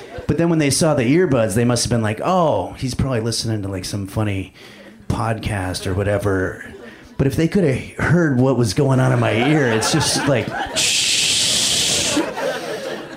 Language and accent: English; Los Angeles, California, United States; I'm actually from Los Angeles